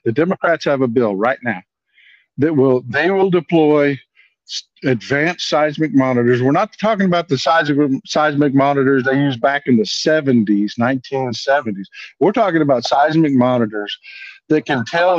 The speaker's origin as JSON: {"language": "English", "region": "South Texas", "country": "United States", "tie": "born or raised there", "said": "I'm up in the northeastern corner of Texas now, but I was born and raised in South Texas"}